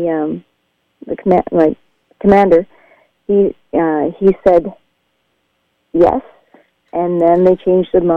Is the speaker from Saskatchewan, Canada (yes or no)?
yes; Churchbridge, Saskatchewan, Canada; moved away as an adult; I went back to my hometown of Churchbridge, Saskatchewan